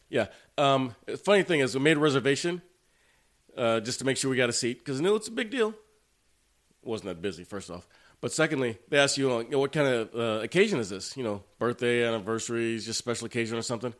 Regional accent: Cuero, Texas, United States; born or raised there; moved away

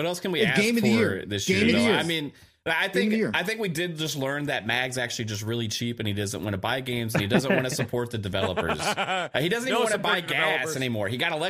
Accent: Saskatchewan, Canada; Hey, it's me. I'm from Saskatchewan.

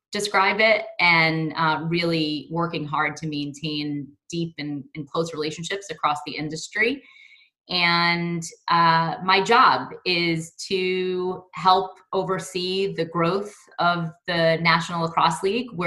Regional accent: New York City, New York, United States; I grew up in Brooklyn, New York, and uh, continue to live in New York with my two boys and two dogs.

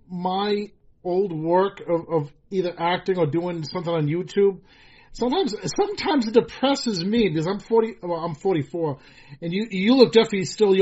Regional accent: Rhode Island, United States; Back to my home state. I mean, the first year I interviewed you in Georgia, then Massachusetts, and now my home state.

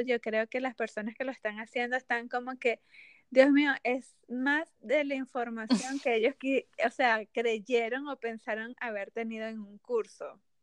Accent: Venezuela; moved away as an adult; also born or lived in Mexico; soy de Venezuela y viví cinco años en México

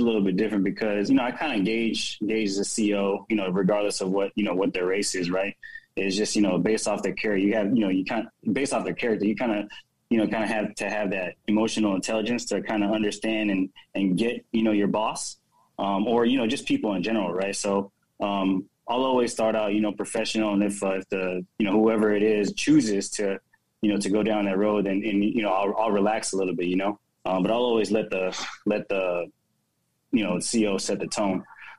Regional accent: Philippines; me coming up, you know, as a Filipino.

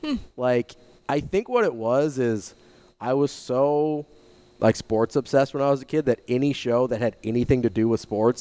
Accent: Nebraska, United States; I grew up in Nebraska

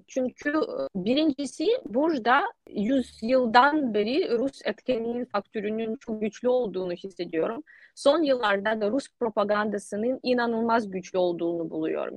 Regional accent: Ukraine

